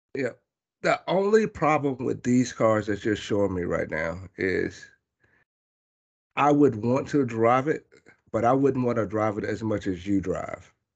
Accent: Ellery, South Carolina, United States; moved away; I grew up partially in Ellery, South Carolina.

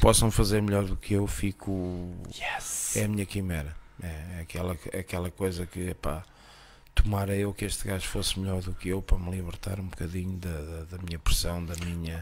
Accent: Costa da Caparica, Setúbal, Portugal; also born or lived in Spain; cresci na Costa de Caparica

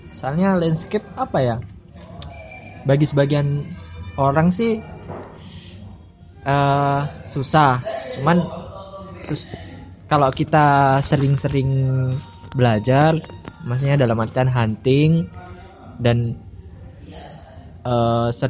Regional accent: Bojonegoro, East Java, Indonesia; born there; aku lahir di Bojonegoro kalau belum tahu Bojonegoro itu kota salah satu kota kecil ya di Jawa Timur dekat Jawa Tengah

